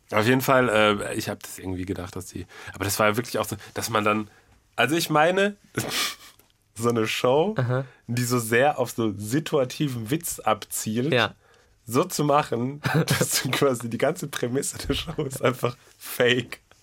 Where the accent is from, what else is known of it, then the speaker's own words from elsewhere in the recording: Münster, North Rhine-Westphalia, Germany; meiner Heimatstadt Münster